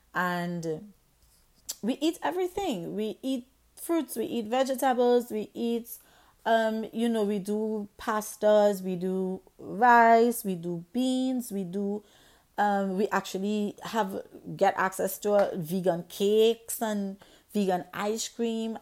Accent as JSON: {"language": "English", "country": "Trinidad & Tobago", "tie": "born or raised there", "said": "I grew up in the Caribbean island of Trinidad and Tobago"}